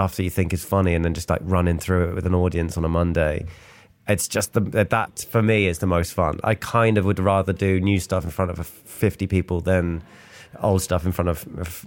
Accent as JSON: {"language": "English", "town": "Bristol", "region": "South West England", "country": "United Kingdom", "tie": "born or raised there", "said": "Bristol Colston Hall, which is my hometown gig"}